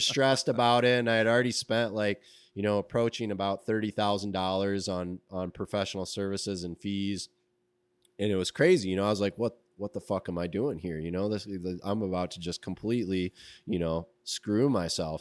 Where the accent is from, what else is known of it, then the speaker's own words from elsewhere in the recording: Grand Rapids, Michigan, United States; also born or lived in Alaska; I'm from Grand Rapids